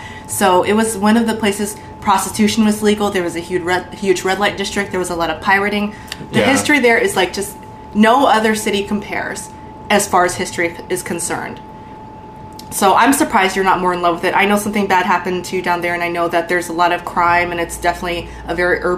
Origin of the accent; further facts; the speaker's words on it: Louisiana, United States; moved away; I'm from Louisiana